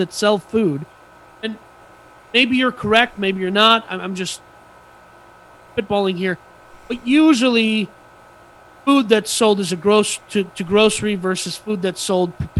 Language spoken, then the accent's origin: English; Bloomington, Minnesota, United States; moved away; my hometown, same city as where I was born and raised